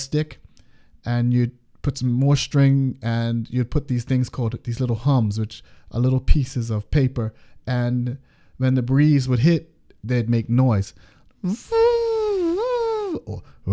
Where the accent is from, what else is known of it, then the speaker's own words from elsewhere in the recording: Bermuda; I'm from Bermuda